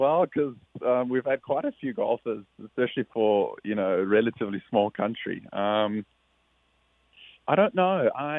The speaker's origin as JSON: {"language": "English", "country": "South Africa", "said": "someone I looked up to a lot, especially being South African."}